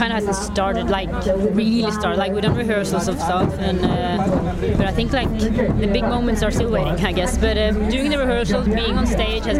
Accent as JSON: {"language": "English", "country": "Greece", "tie": "born or raised there", "moved": "yes", "lives_now": "Norway", "said": "I live in Norway. I grew up in Greece, and then we moved to Norway"}